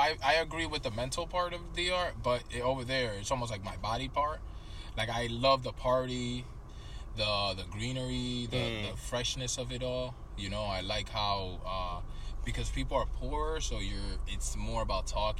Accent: New York, United States; born or raised there; also born or lived in Dominican Republic

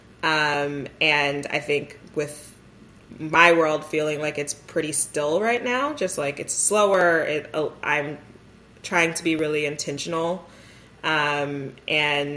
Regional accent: the Bay Area, California, United States; moved away as an adult; also born or lived in Philadelphia, United States / New York, United States / Durham, United States; I am from the Bay Area, grew up here

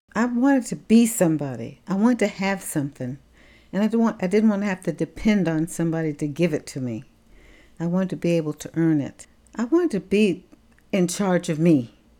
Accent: Tampa, Florida, United States; I was born in November of nineteen thirty-nine in Tampa, Florida

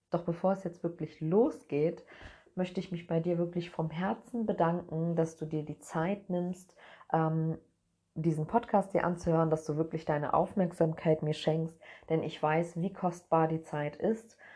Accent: Cologne, North Rhine-Westphalia, Germany; Also, ich bin in Köln geboren und bin mit zwei verschiedenen Kulturen groß geworden.

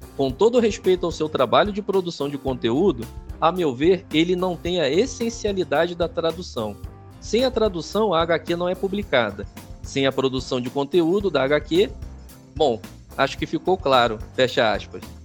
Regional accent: Rio de Janeiro, Brazil; moved away as an adult; now in Caxias do Sul, Brazil; eu sou carioca, né, cara? Eu sou nascido no Rio de Janeiro e estou morando aqui em Caxias do Sul desde 2019

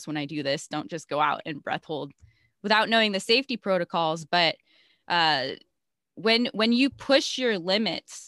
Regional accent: Chicago, Illinois, United States; now in Hawaii, United States; I grew up in Chicago in a suburb

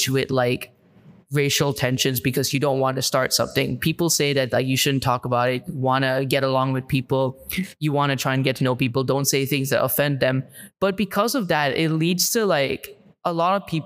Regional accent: Malaysia; first language English; moved away as an adult; growing up in Malaysia

